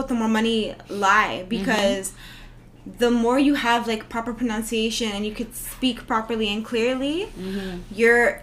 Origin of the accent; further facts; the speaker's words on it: Toronto, Ontario, Canada; we're from Toronto